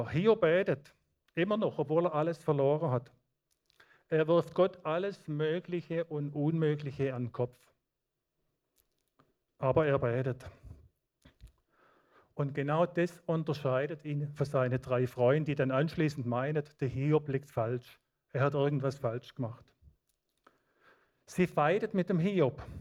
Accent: Baden-Württemberg, Germany; Ich habe Leute im Schwarzwald aus meiner Heimatgemeinde, die betet seit 30 Jahren täglich für mich

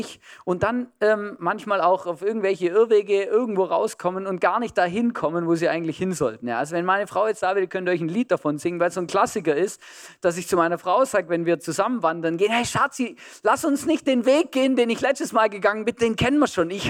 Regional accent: Germany; also born or lived in Switzerland; now in Austria; ich bin in Deutschland aufgewachsen, habe in der Schweiz äh, schon gewohnt, äh, paar Jahre und jetzt schon seit über zehn Jahren in Österreich.

